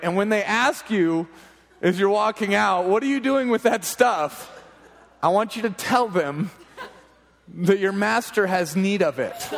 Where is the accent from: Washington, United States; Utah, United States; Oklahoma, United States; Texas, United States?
Oklahoma, United States; Growing up in Oklahoma